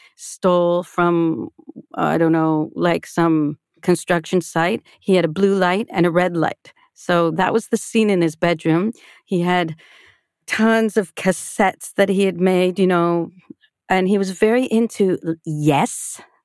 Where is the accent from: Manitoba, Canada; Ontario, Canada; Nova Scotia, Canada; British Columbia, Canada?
Ontario, Canada; Toronto; I grew up in a conservative Jewish family on the outskirts of Toronto